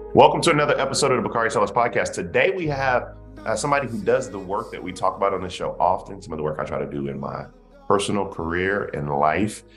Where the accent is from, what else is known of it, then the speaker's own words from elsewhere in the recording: South Carolina, United States; We're both from South Carolina.